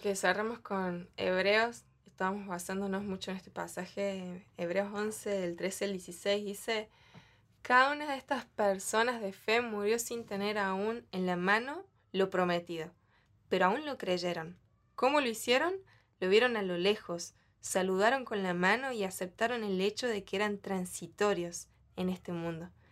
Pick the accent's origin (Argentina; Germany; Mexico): Argentina; yo le decía a mi mamá, ¿por qué Dios me hizo nacer en el último país?